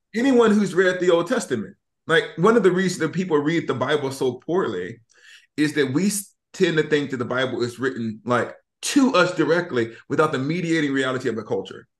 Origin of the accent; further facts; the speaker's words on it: Alabama, United States; we're from Alabama